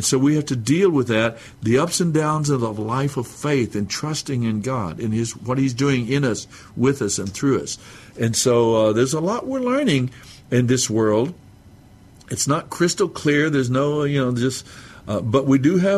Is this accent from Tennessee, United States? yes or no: no; Mescalero Apache reservation, southern New Mexico, United States; I'm Native American, Mescalero Apache, off of the reservation there in southern New Mexico